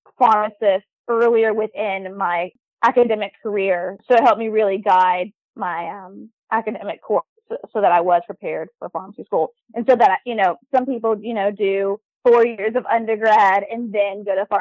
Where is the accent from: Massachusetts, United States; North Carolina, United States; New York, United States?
North Carolina, United States; Raleigh; moved away as an adult; also born or lived in Charlottesville, Virginia; now in Norfolk, United States; I'm originally from Raleigh, North Carolina.